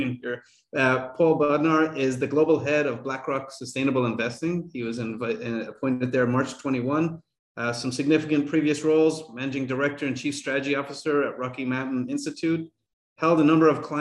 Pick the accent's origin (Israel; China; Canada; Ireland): Ireland; I'm Irish